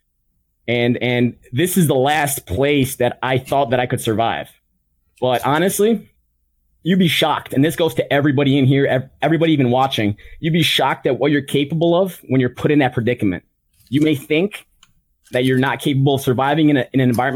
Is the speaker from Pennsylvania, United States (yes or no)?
no; Chicago, Illinois, United States; I'm from Chicago